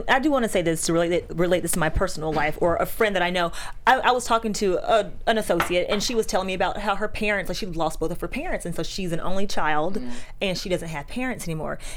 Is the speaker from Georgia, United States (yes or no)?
yes; Georgia, United States; I'm from Georgia.